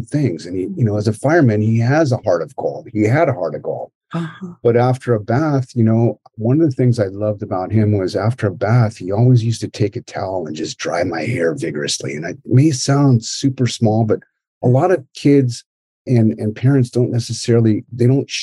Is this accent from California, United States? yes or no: yes; Marin County, California, United States; also born or lived in Daly City, California; I was born and raised in Daly City and moved over to Marin County when I was, 5 years old, and grew up there for, I don't know, up until I was in graduated high school